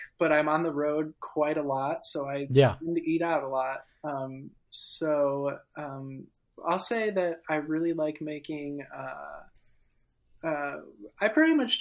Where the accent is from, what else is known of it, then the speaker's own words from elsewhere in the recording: Midwest, United States; I'm from the Midwest